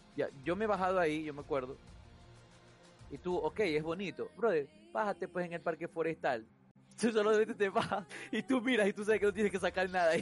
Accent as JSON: {"language": "Spanish", "town": "Guayaquil", "region": "Guayas", "country": "Ecuador", "tie": "born or raised there", "said": "fui criado en Guayaquil"}